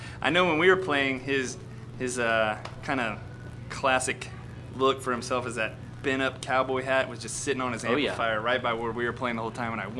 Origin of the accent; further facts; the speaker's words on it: Galveston, Texas, United States; I feel like growing up from Galveston's a pretty unique perspective on the Texas scene because you get all the Texas juices, but you also get some island life